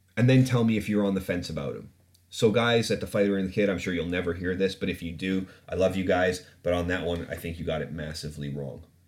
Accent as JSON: {"language": "English", "region": "Ontario", "country": "Canada", "tie": "born or raised there", "moved": "yes", "said": "I'm from, like, I grew up in Canada"}